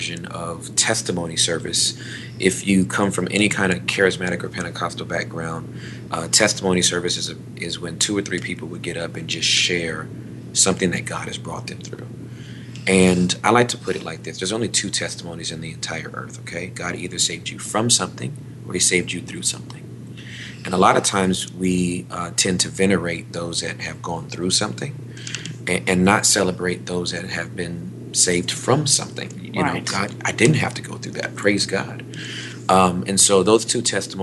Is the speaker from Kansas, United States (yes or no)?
no; Inglewood, California, United States; moved away as an adult; also born or lived in West Covina, California; now in Texas, United States; I was born and raised in Southern California, in Inglewood.